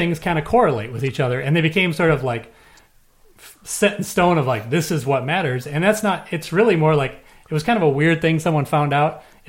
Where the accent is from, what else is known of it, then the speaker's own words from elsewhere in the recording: Minnesota, United States; even though I grew up in Minnesota and been a Vikings fan